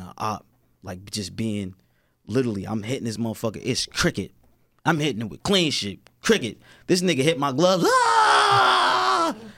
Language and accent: English; Newark, New Jersey, United States; where I'm from, like, you know, I'm from Newark.